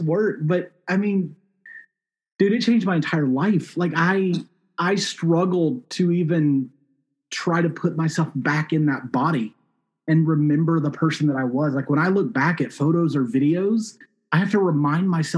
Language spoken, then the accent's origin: English; South Mississippi, United States; moved away as an adult; also born or lived in Syracuse, New York / New York City / London / China; now in Portland, United States; I grew up in Mississippi